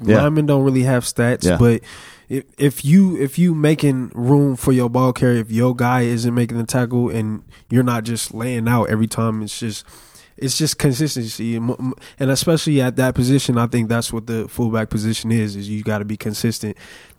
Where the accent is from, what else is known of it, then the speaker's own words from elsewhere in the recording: California, United States; I'm from California.